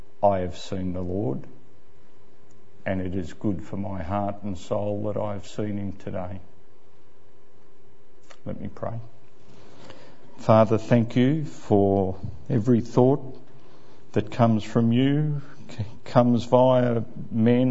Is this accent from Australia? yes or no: yes; Ballarat, Victoria, Australia; I grew up in Ballarat